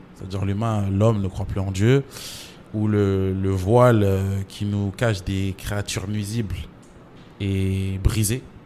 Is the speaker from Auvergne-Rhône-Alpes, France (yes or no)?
no; Champigny-sur-Marne, Île-de-France, France; also born or lived in Comoros (origin); J'ai grandi à Champigny. J'ai grandi à Champigny